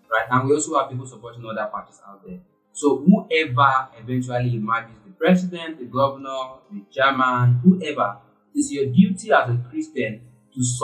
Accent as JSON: {"language": "English", "country": "Nigeria", "second_language": "English", "said": "so as a Nigerian as a Nigerian"}